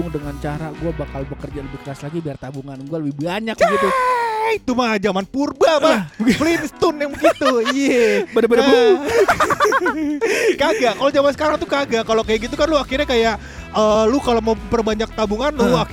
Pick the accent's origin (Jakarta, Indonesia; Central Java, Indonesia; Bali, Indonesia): Jakarta, Indonesia; cuman kali kita Betawi turunan ke-8